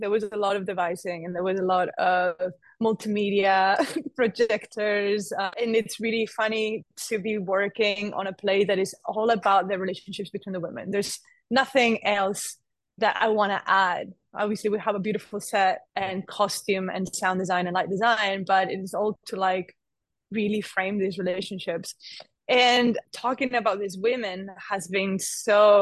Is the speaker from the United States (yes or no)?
no; Spain; moved away; I'm originally from Spain, but I'm half Italian